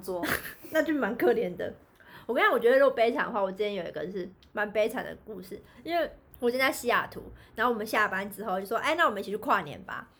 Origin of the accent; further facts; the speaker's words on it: Kaohsiung, Taiwan; 因为我们是高雄人